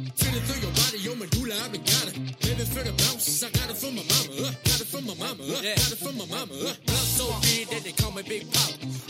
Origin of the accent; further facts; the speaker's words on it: Long Grove, Illinois, United States; I grew up in Long Grove, Illinois, which is a suburb of Chicago. Both my parents are immigrants from Eastern Europe.